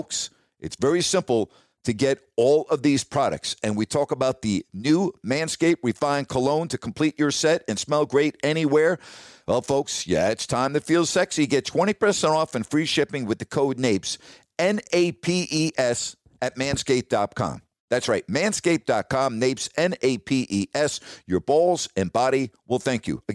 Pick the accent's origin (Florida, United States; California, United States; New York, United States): New York, United States; moved away; growing up in New York